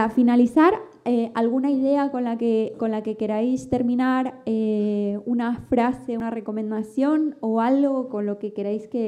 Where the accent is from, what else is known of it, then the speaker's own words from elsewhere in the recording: Argentina; Se nota que somos argentinas de nacimiento